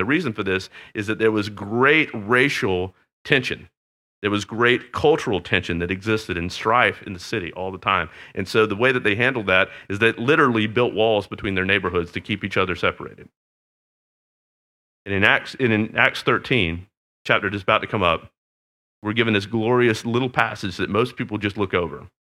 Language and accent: English; Deep South, United States; You know, I grew up in the Deep South, you know, and the Baptists were constantly doing stuff and building stuff and helping people out